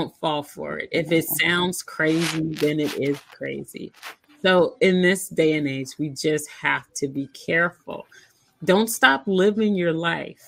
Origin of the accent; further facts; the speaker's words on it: Kansas City, Missouri, United States; now in Arizona, United States; That's always going to be my hometown